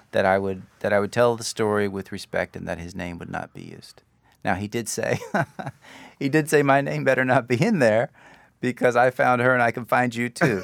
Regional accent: Austin, Texas, United States; I grew up in Austin.

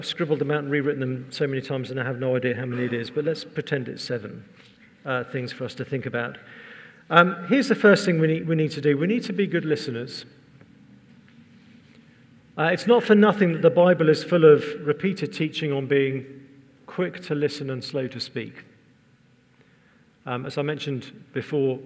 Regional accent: England, United Kingdom; I'm English

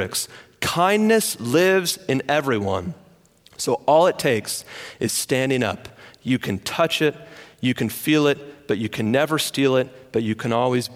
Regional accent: Michigan, United States; moved away; I'm from Michigan

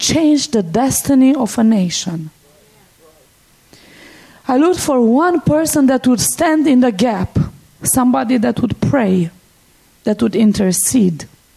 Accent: Cluj-Napoca, Transylvania, Romania; I was born and raised in Romania, in the part of Romania, in the western part of Romania that many people know as Transylvania. And we live right in the heart of Transylvania. That's where Cluj is, our city.

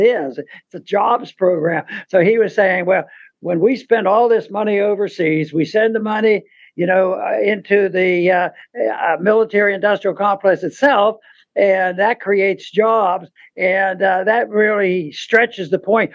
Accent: United States; I'm an American

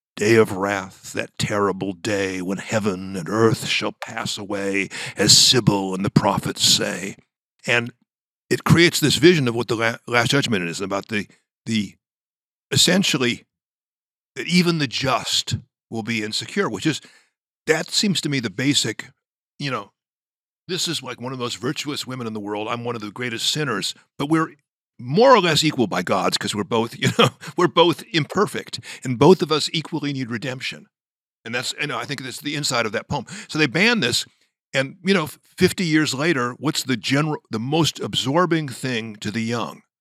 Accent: Los Angeles, California, United States; My grandmother, whom I was raised next door in Los Angeles

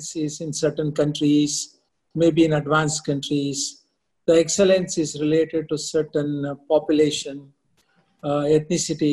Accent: India; moved away as an adult; also born or lived in Midwest, United States / Boston, United States; I was from India

